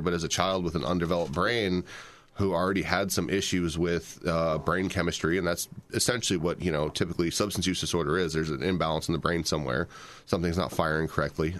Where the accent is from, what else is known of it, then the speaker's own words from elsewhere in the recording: Fort Wayne, Indiana, United States; I'm from Fort Wayne, Indiana. We grew up here.